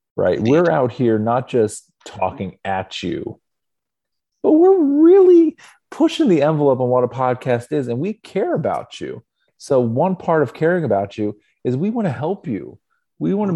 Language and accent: English; Northeast Ohio, United States; I was born in Northeast Ohio to a family of Clevelanders